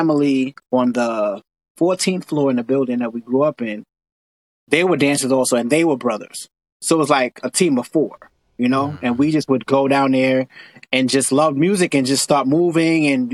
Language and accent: English; New York City, New York, United States; I live here in New York. I grew up in Brooklyn in Coney Island